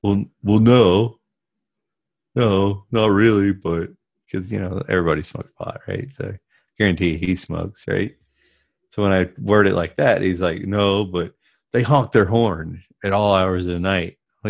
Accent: the South, United States; But I grew up in the South in a right family, a right-leaning family.

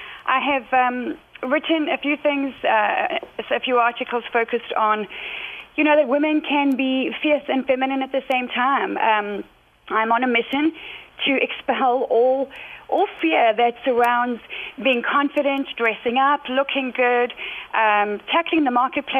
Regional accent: South Africa; moved away as an adult; also born or lived in United Kingdom; I was born and raised in South Africa, and then at 31 moved over to the UK, where we have been for about 15 years.

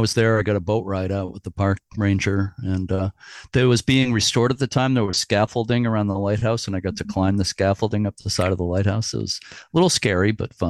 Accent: New England, United States; also born or lived in Fort Knox, Kentucky / Virginia; my heart is in New England. I've been here pretty much all my life, except I was born in Kentucky, which might surprise people. But where you live is my state of my birth. But I don't remember anything because we left there when I was 3 years old.

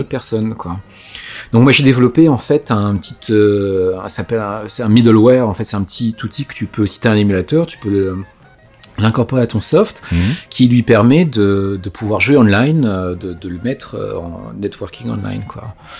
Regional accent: Yvelines, Île-de-France, France; moved away as an adult; now in United States; j'ai vécu dans les Yvelines en fait, mhm. c'est là où j'ai grandi

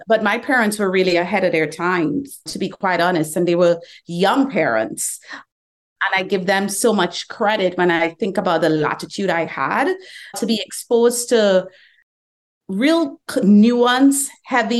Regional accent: Trinidad & Tobago; moved away as an adult; now in Atlanta, United States; I was born in the Caribbean

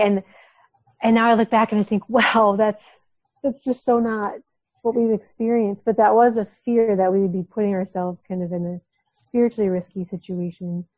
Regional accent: Minnesota, United States; moved away as an adult; also born or lived in Somalia; now in Djibouti, Djibouti; I spent my whole life in Minnesota

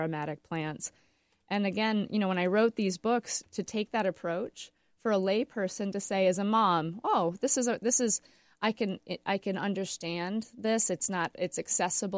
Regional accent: West Michigan, United States; also born or lived in Flint, Michigan; now in Grand Rapids, United States; I grew up in the West Michigan Great Lakes area

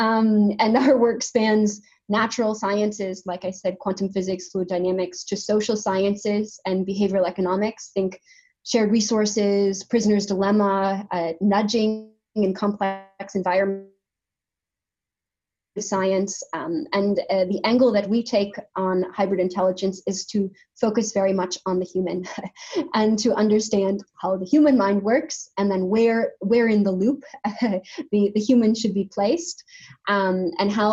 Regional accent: United States; moved away as an adult; now in Denmark; I'm from the States

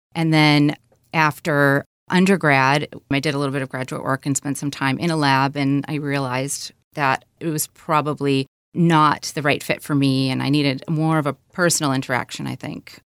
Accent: Michigan, United States; I grew up in Michigan. a small town about an hour or so north of Detroit

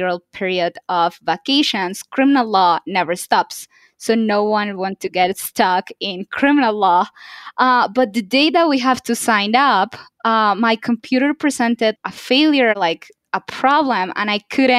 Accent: Bogota, Bogotá Capital District, Colombia; moved away; I'm from Colombia. I was born and raised in the capital, Bogota

